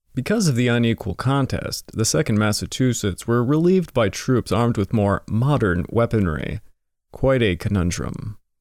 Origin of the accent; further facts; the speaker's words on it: Canada; as a Canadian